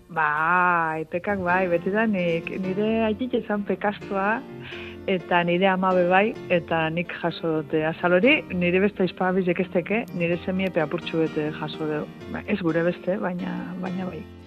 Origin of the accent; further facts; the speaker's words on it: Gernika, Basque Country, Spain; txikitan hemen gerniken